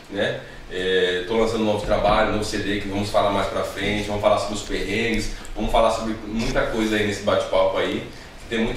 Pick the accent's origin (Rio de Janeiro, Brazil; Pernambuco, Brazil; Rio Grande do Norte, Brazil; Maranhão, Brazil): Rio Grande do Norte, Brazil; Natal; accent: nordestino; also born or lived in São Paulo; É, eu passei minha infância em Natal, Rio Grande do Norte.